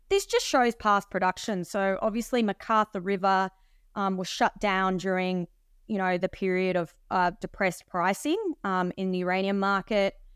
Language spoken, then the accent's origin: English; Sydney, New South Wales, Australia; now in Perth, Australia; I was actually born in Australia